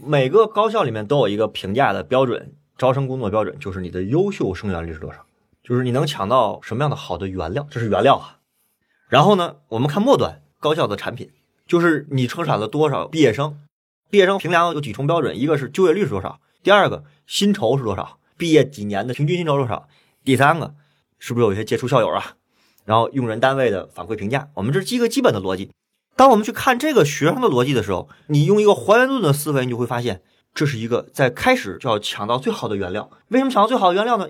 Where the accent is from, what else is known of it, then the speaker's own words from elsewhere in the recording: China; 我们中国人是教育